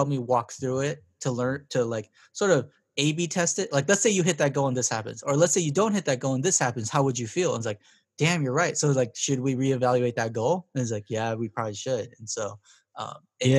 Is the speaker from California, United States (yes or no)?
yes; Compton, California, United States; I grew up in Compton.